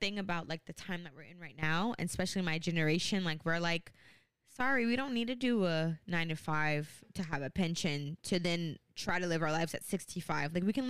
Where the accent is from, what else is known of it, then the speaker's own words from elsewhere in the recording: Jamaica; I'm a Jamaican.